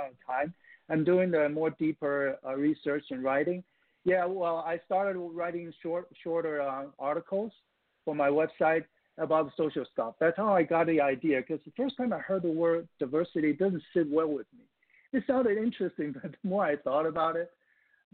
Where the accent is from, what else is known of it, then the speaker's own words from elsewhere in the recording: Taiwan; moved away as an adult; now in United States; I'm an immigrant from Taiwan, which is part of China in my mind